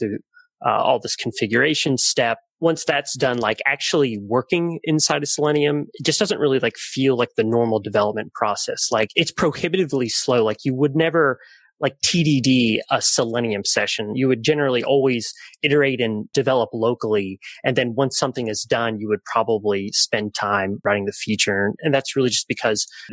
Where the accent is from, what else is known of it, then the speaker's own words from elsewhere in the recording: Atlanta, Georgia, United States; I'm from Atlanta, Georgia